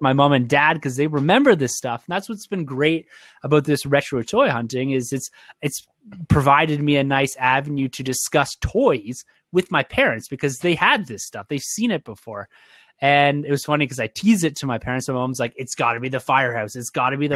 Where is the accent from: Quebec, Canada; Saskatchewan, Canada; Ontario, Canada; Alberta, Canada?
Ontario, Canada; I'm from Ontario